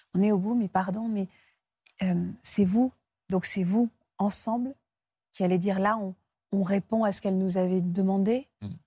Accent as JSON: {"language": "French", "country": "France", "said": "chez nous en France"}